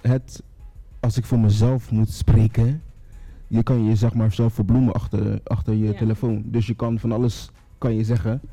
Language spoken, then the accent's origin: Dutch; Rotterdam, South Holland, Netherlands; 33 jaar, kom uit Rotterdam.